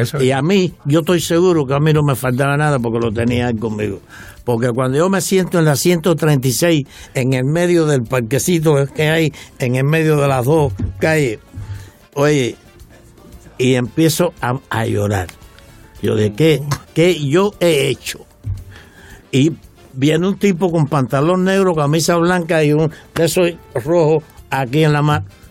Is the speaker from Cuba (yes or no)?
yes; Güines, Mayabeque, Cuba; moved away as an adult; now in Miami, United States; yo soy de Winner